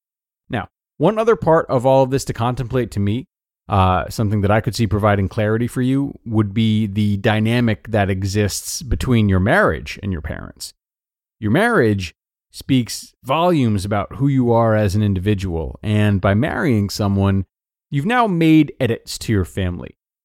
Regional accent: Deep South, United States; I was raised in the Deep South and raised Republican by parents who are very passionate Republicans.

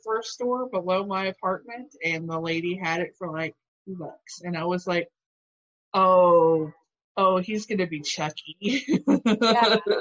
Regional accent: Alabama, United States; moved away; also born or lived in Louisville, Kentucky; the house I grew up in in Alabama

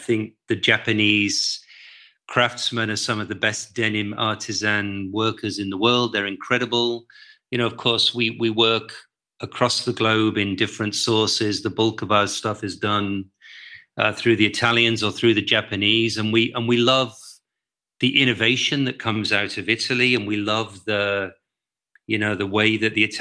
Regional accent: England, United Kingdom; moved away as an adult; also born or lived in London; now in Amsterdam, Netherlands; I'm an English guy. I was living in London.

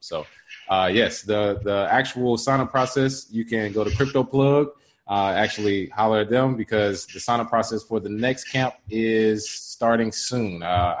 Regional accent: Charlotte, North Carolina, United States; now in Los Angeles, United States; my hometown, Charlotte, North Carolina.

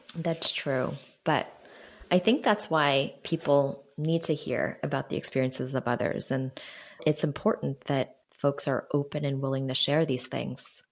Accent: Jersey City, New Jersey, United States; Growing up in Jersey City

